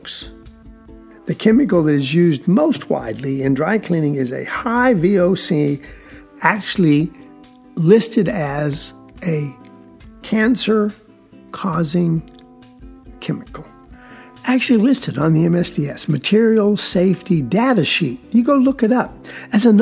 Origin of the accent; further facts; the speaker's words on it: South Georgia, United States; I'm from South Georgia